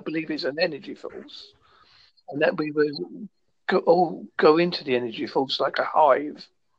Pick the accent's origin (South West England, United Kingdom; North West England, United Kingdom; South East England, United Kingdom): South West England, United Kingdom; Devon; accent: Essex Devon; I'm from United Kingdom in Devon.